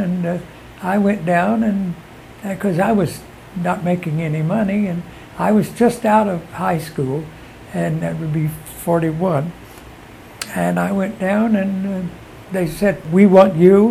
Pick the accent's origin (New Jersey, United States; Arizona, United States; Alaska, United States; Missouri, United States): Missouri, United States; Webb City; I was born in Webb City, Missouri. And I just sang in churches and everything